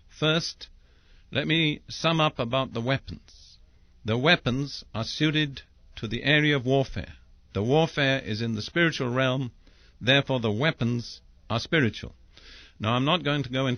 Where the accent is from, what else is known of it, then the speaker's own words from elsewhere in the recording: England, United Kingdom; I'm English by background